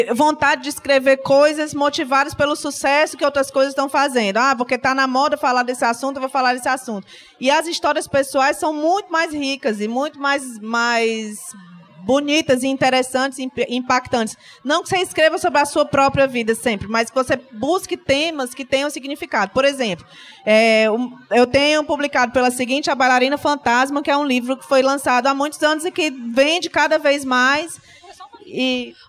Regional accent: Fortaleza, Ceará, Brazil; real oficial eu sou de Fortaleza. Do Ceará

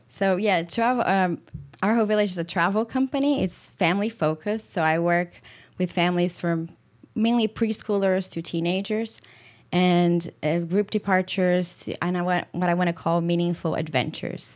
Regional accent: Brazil; moved away as an adult; also born or lived in Europe / Washington, D.C. / Madrid; now in Michigan, United States; I am from Brazil, born and raised

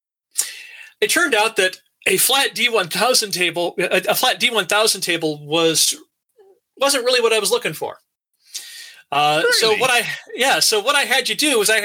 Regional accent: Alaska, United States; now in Troy, United States; went to University of Alaska, growing up in Alaska

